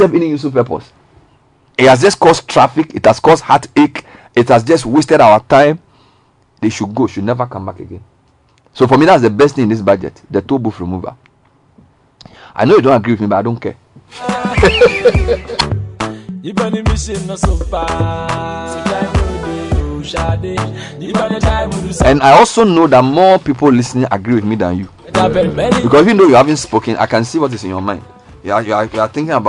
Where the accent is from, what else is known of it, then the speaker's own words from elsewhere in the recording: Ghana; as a Ghanaian citizen